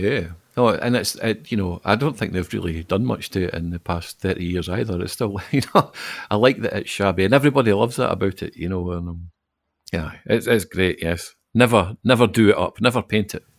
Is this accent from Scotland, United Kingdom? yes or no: yes; Falkirk, Scotland, United Kingdom; moved away as an adult; now in Glasgow, United Kingdom; I'm not from Glasgow. I, I, was born and grew up in Falkirk, but I moved here uh, about the same time we were talking about earlier, about 1999.